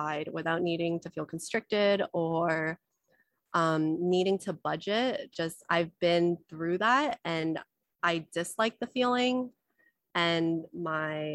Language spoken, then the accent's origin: English; United States; also born or lived in China; I was born in China, but we immigrated to America. So I grew up with a lot of scarcity mindset